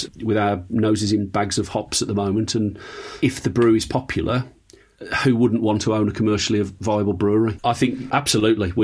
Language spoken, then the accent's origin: English; Black Country, West Midlands, United Kingdom; I was born in the Black Country